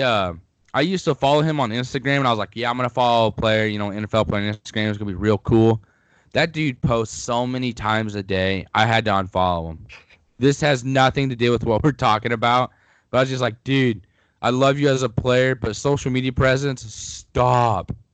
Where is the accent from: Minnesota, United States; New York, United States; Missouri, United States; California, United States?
Missouri, United States; Missouri Southern, United States; my hometown at Missouri Southern